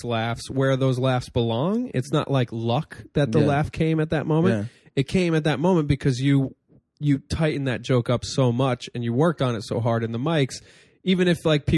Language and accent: English; Wallkill, New York, United States; Walk Hill, New York, but this was in Marlboro, New York, which is one county over. So not literally my hometown, but 10 minutes from where I grew up.